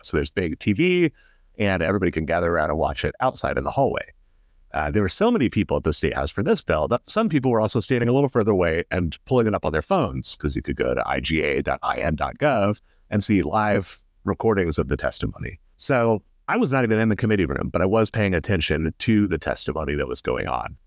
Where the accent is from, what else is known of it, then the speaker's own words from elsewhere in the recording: Indianapolis, Indiana, United States; I grew up in Irvington